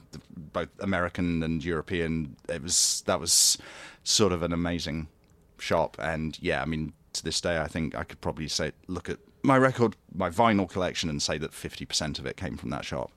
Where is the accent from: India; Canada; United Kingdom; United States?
United Kingdom; Grantham, East Midlands; moved away as an adult; also born or lived in Great Yarmouth / Oxford / Nottingham; now in London, United Kingdom; I was born in Great Yarmouth, which is in East Anglia, uh, but st-, I grew up in a town called Grantham, which is sort of in the Midlands.